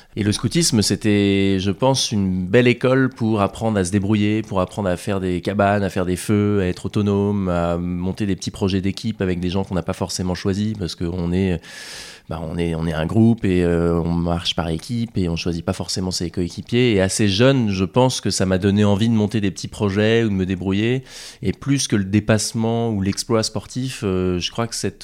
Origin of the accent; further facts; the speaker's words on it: Rouen, Normandy, France; J'ai grandi en Normandie